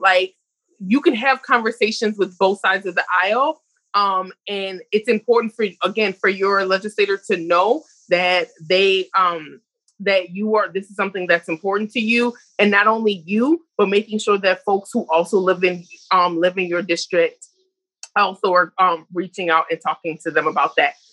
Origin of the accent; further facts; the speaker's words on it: New Orleans, Louisiana, United States; I'm from the South, and people say people from the South talk really fast, but I'm from New Orleans, or real slow, but I'm from New Orleans, but we talk real fast